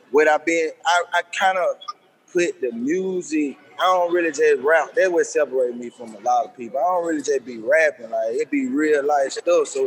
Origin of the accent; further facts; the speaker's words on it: Birmingham, Alabama, United States; uh, I'm from Birmingham. Uh, I'm 30 years old.